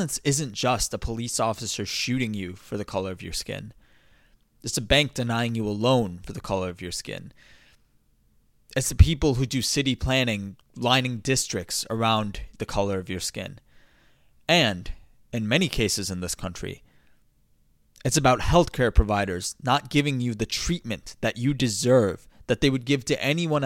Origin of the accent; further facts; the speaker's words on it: United States; as an American